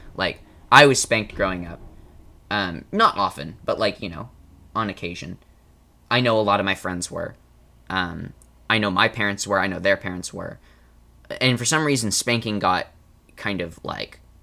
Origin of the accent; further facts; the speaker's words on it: United States; I'm American